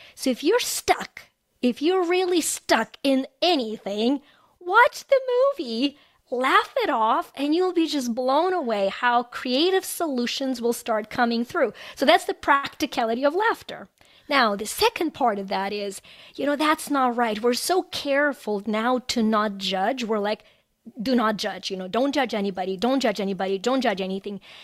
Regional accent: Ukraine; moved away as an adult; now in United States; I was born in Ukraine. I immigrated to the U S about a quarter century ago

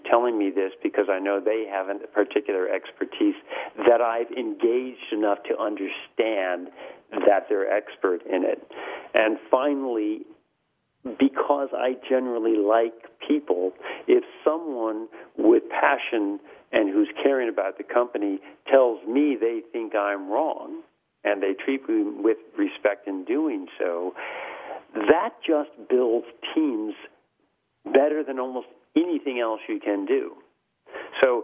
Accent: United States; accent: heavy American; moved away as an adult; also born or lived in Europe; I spent the last 15 years in Europe, I've got a heavy American accent

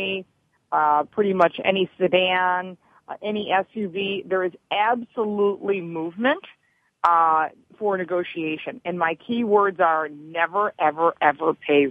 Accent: Detroit, Michigan, United States; I'm from Detroit, and my father worked for the big three automakers

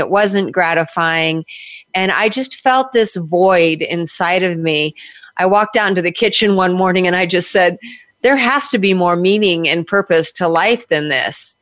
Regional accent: Southern California, United States; moved away as an adult; also born or lived in New York / New Jersey; I was born in California and I was raised on the beaches of Southern California

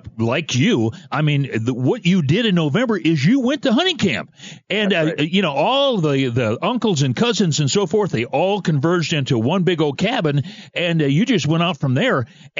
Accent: Michigan, United States; I was born and raised in Michigan.

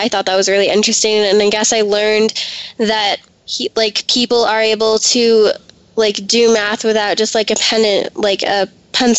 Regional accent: Colorado, United States; I'm from Colorado.

